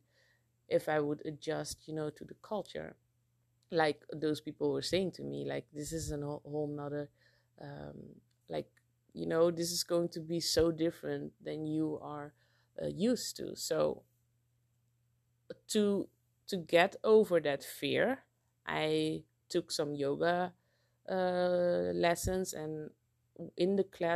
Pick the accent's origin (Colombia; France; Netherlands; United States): Netherlands; moved away as an adult; now in Curaçao; growing up in Holland